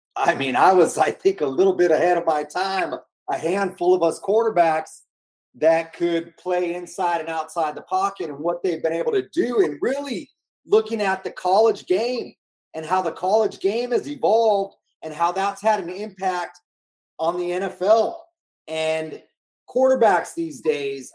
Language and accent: English; Bay Area, California, United States; growing up in the Bay Area, I grew up a San Francisco 49er fan